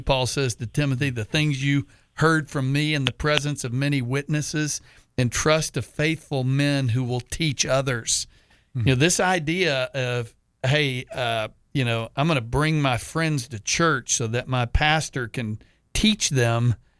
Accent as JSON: {"language": "English", "region": "Texas", "country": "United States", "tie": "born or raised there", "moved": "as an adult", "lives_now": "Jacksonville, United States", "said": "I certainly wasn't going to leave my home state of Texas"}